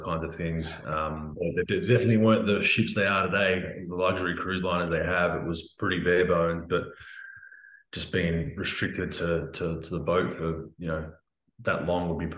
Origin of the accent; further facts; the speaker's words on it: Australia; I grew up in Australia and was born in Australia, but I was raised Croatian